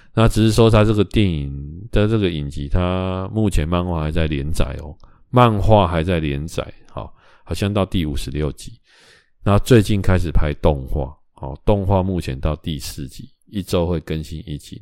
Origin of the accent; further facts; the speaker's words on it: Taiwan; 我们台湾人